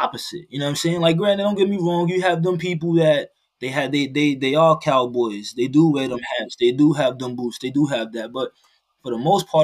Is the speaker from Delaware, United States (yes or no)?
no; New York City, New York, United States; moved away as an adult; also born or lived in Maryland; now in Iowa, United States; I was born and raised in the Bronx, New York